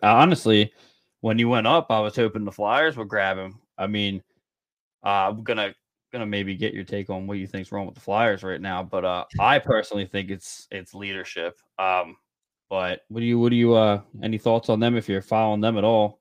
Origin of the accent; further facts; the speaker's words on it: Scotland, United Kingdom; I am Scottish